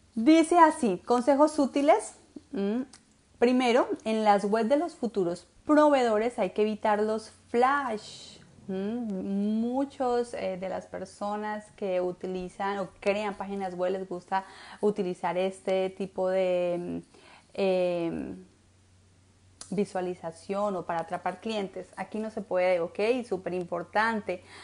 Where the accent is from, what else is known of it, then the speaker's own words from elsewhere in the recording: Colombia; now in United States; Yo soy colombiana